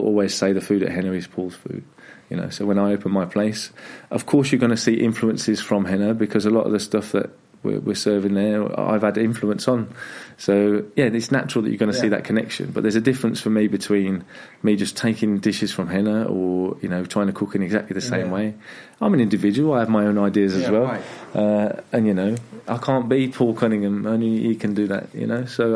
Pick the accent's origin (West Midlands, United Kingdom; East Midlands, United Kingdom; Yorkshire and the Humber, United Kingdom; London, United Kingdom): West Midlands, United Kingdom; Staffordshire; moved away as an adult; now in Denmark; I'm born and bred Staffordshire.